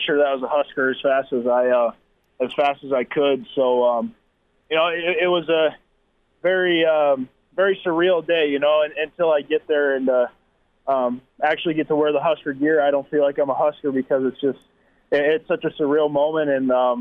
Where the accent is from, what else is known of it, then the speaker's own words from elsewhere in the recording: South Dakota, United States; growing up in the Midwest and especially South Dakota